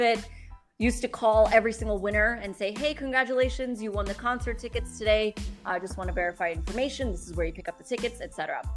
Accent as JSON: {"language": "English", "town": "New York City", "region": "New York", "country": "United States", "tie": "born or raised there", "moved": "as an adult", "lives_now": "Dubai, United Arab Emirates", "said": "I grew up in New York City. I'm, I'm, a product of the New York City public school system"}